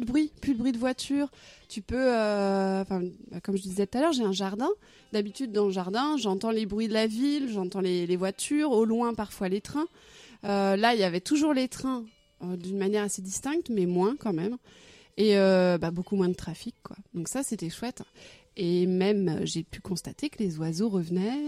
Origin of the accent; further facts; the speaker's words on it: Arradon, Brittany, France; now in Rennes, France; À Aradon, dans le Morbihan